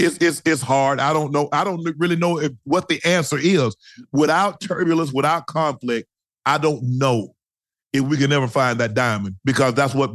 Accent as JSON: {"language": "English", "town": "Glennville", "region": "Georgia", "country": "United States", "moved": "yes", "said": "for the longest time, I was from Glenville, Georgia."}